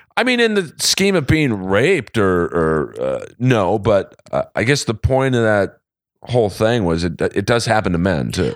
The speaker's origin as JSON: {"language": "English", "town": "Los Angeles", "region": "California", "country": "United States", "tie": "born or raised there", "said": "I grew up in Bel Air"}